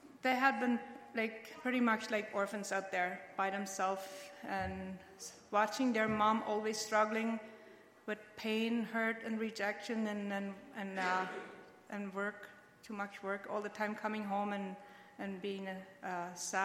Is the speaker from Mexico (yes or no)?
yes; Mexico; now in Canada; I was born and raised in Mexico